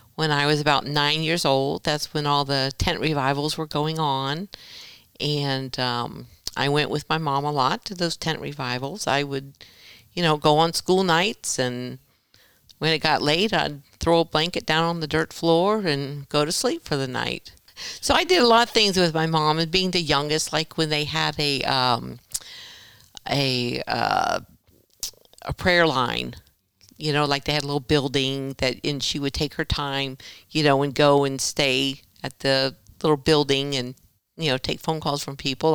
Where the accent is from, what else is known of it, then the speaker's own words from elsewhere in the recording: Vero Beach, Florida, United States; I was born in Vero Beach, Florida.